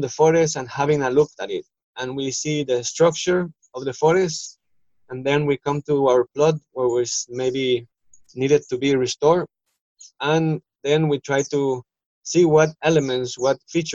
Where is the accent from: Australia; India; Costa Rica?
Costa Rica; moved away as an adult; now in Ecuador; I am originally from Costa Rica in Central America